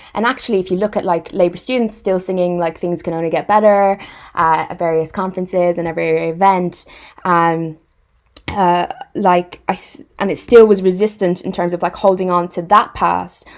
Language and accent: English; Irish Midlands, Ireland; now in West Midlands, United Kingdom; I'm from the West Midlands of Ireland and I live and work in the West Midlands